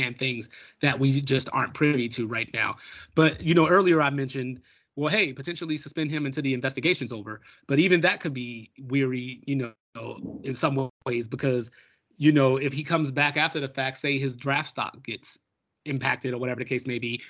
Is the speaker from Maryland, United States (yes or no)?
yes; Baltimore, Maryland, United States; my hometown of Baltimore